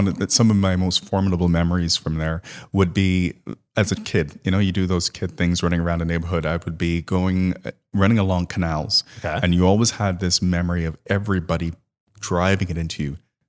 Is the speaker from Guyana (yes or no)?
yes; Guyana; born there; Actually, I was born in South America, in Guyana.